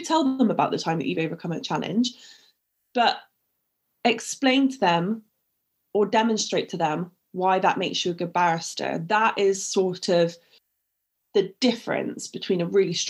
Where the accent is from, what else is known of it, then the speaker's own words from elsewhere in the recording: Bristol, South West England, United Kingdom; accent: Bristolian; I've called myself the Bristolian barrister, and that wasn't by mistake. I used to get ridiculed for my accent.